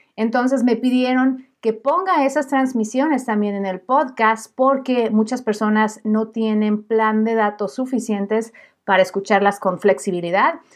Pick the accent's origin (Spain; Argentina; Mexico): Mexico; yo soy periodista mexicana